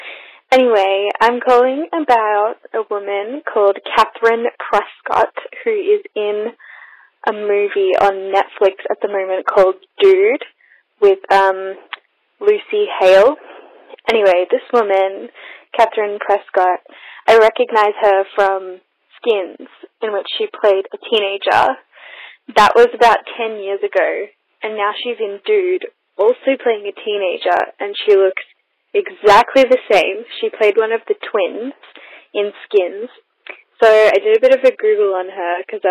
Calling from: Australia; I'm calling from Australia

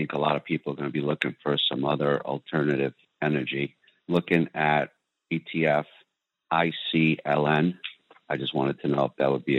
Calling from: New Jersey, United States; I'm calling from New Jersey.

